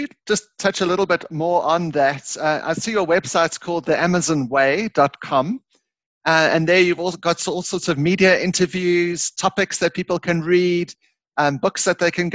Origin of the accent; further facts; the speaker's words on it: South Africa; I'm from South Africa